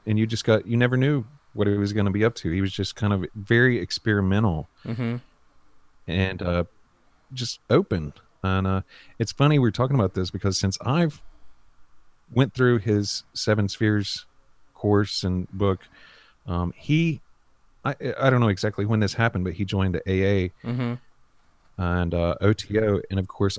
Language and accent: English; North Carolina, United States; also born or lived in Nashville (possibly ASR for Asheville); I'm from North Carolina.